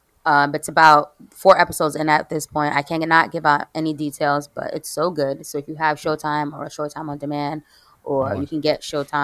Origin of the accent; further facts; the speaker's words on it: United States; me being American born